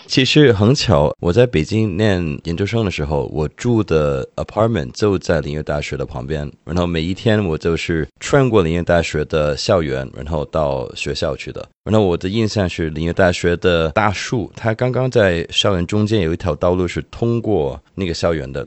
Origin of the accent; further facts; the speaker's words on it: Hong Kong; 我的家乡香港